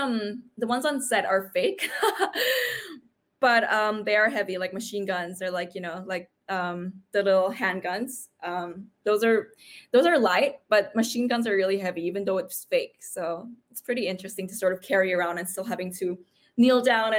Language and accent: English; New York, United States; now in Sydney, Australia; I'm from New York. You know, I've got all these experience with like castings and stuff. And then when I went into Sydney, which is where I am now